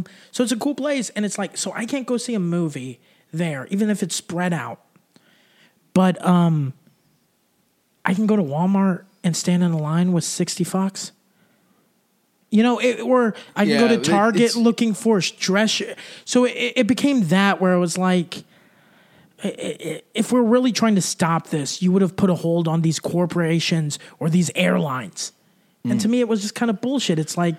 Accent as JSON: {"language": "English", "country": "Germany", "tie": "born or raised there", "said": "My thing is like, I just like, because I grew up in Germany. Every summer I'd go visit my grandparents."}